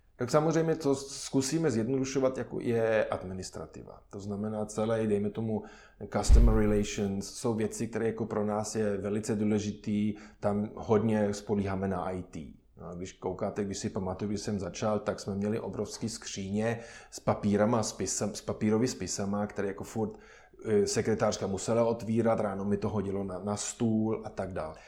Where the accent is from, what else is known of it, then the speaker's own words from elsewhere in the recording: Germany; Czech is a second language; moved away as an adult; now in Czech Republic; já osobně samozřejmě jsem Němec